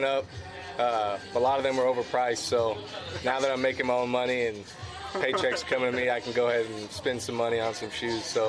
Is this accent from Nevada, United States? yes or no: no; Texas, United States; I'm from Texas